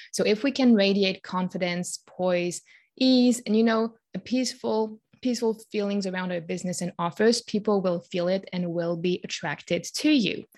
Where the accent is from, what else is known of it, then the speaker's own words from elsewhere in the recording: Switzerland; born and raised in Switzerland, where I currently live